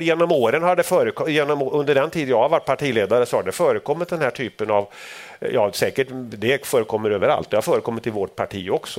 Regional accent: Sweden; när vi växte upp i Sverige

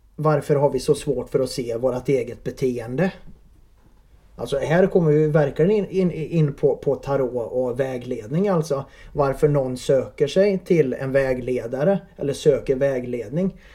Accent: Värmland, Sweden; accent: värmländskt; moved away as an adult; now in Vänersborg, Sweden; Jag är från Värmland

